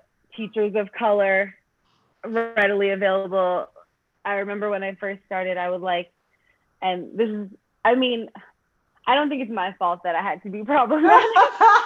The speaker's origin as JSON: {"language": "English", "town": "New York City", "region": "New York", "country": "United States", "moved": "yes", "lives_now": "Los Angeles, United States", "said": "I'm from Brooklyn, New York. I live in LA now with my dog."}